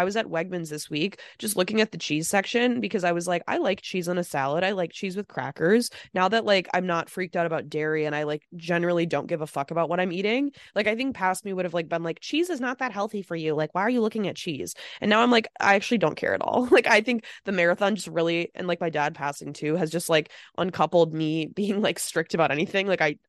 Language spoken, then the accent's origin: English; Midwest, United States; we're from the Midwest